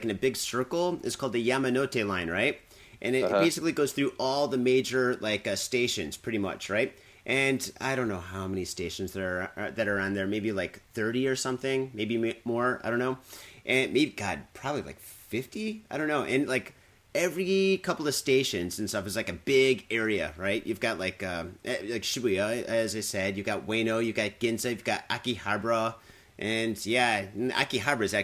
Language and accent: English; Detroit, Michigan, United States; now in Tokyo, Japan; I'm from Detroit